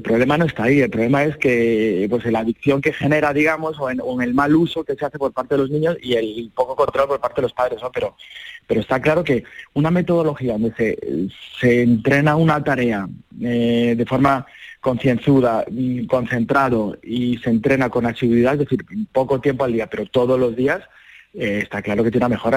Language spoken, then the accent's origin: Spanish; Seville, Andalusia, Spain; un sevillano, que soy yo